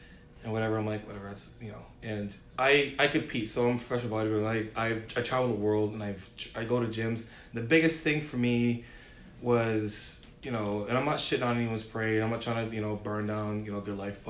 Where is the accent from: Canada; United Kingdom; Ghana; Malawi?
Canada; Ontario; now in Dartmouth, Canada; I'm from Ontario